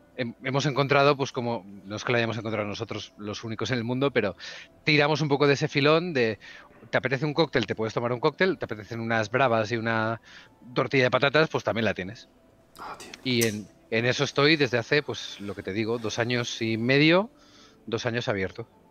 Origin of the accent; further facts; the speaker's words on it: Barcelona, Catalonia, Spain; also born or lived in Huesca; yo nací en Huesca, ah. eh, la, capital, la capital mundial, pero vivo en, vivo en Barcelona desde que tengo 5 o 6 años